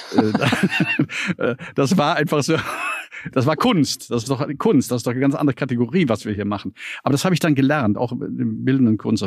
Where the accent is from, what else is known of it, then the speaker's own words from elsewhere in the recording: Düsseldorf, North Rhine-Westphalia, Germany; moved away as an adult; also born or lived in Dresden; now in Berlin, Germany; In Düsseldorf-Eller geboren, in einer, wie man so schön sagt, Arbeiterviertel. Das ist ein Heimatstück von Düsseldorf, das mir noch heute Heimat ist. Ich war dort zu Hause, ich habe dort gelebt